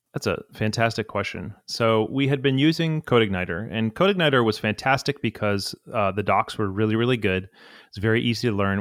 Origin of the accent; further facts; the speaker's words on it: Atlanta, Georgia, United States; I'm from Atlanta